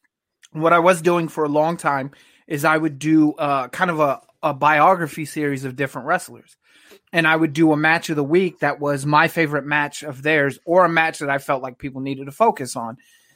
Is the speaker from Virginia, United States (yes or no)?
yes; Virginia, United States; now in Texas, United States; So I grew up in Virginia